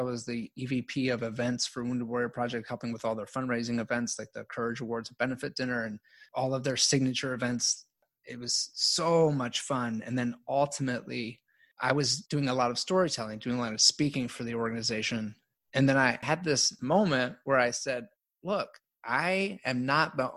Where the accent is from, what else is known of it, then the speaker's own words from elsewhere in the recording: Baltimore, Maryland, United States; I grew up really poor in Baltimore